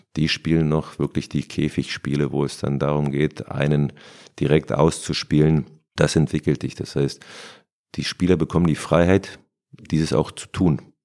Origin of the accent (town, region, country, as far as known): Berlin, Germany; born or raised there